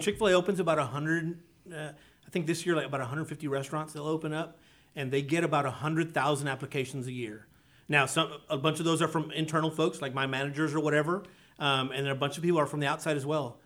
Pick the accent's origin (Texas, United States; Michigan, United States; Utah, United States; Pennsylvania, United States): Texas, United States; South; moved away as an adult; now in Conroe, United States; I grew up, like I said, I grew up in South Texas